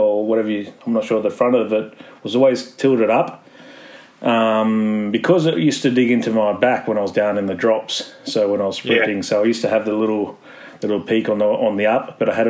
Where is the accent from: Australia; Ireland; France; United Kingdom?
Australia; Bundaberg, Queensland; moved away; also born or lived in Europe; where I grew up in Bundaberg